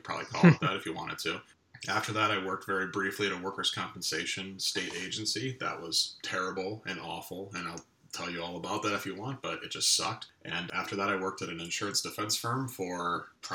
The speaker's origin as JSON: {"language": "English", "region": "Western New York", "country": "United States", "moved": "as an adult", "lives_now": "Decatur, Illinois, United States", "said": "I'm a transplant from Western New York"}